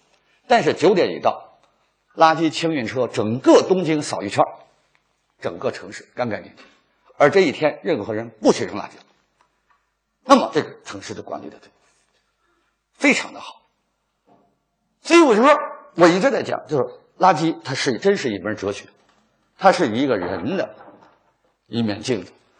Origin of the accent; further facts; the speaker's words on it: China; 我们中国人为什么心怀着那么大的一种仇恨？